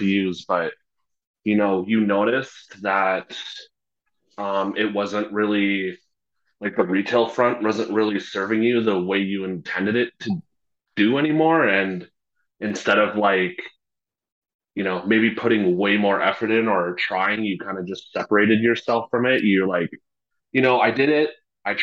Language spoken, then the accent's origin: English; Red Deer, Alberta, Canada; moved away as an adult; now in Edmonton, Canada; I'm from Red Deer. I've spent basically my whole life there.